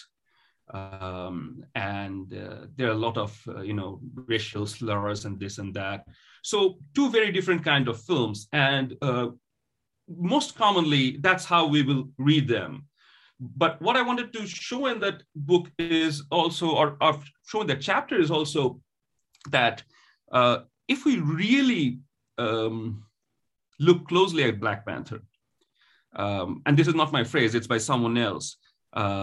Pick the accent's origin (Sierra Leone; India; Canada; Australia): India; Kolkata, West Bengal; first language Bengali; English is a second language; moved away as an adult; now in United States; So I'm from the eastern part of the country. I was born and raised in Calcutta